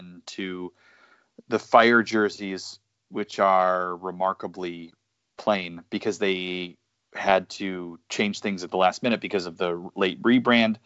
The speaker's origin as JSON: {"language": "English", "town": "Chicago", "region": "Illinois", "country": "United States", "said": "I'm from Chicago"}